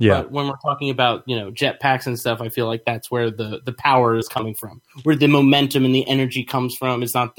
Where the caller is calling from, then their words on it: Pittsburgh, Pennsylvania, United States; Yes, hi, I'm … from Pittsburgh, and my jump that I wanted to talk about was the Warlock strafe jump.